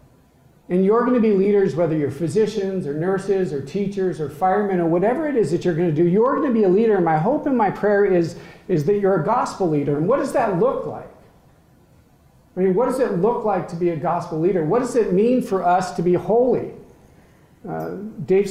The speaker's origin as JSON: {"language": "English", "region": "Colorado", "country": "United States", "moved": "yes", "said": "I'm from Colorado, the most beautiful state in the country"}